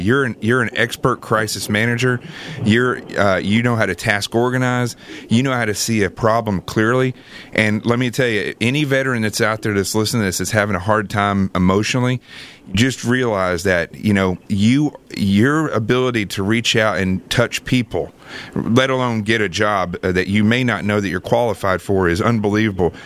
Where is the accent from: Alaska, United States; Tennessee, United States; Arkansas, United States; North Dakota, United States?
Arkansas, United States; moved away; I grew up in Arkansas, and uh, I grew up extremely poor uh, in the middle of nowhere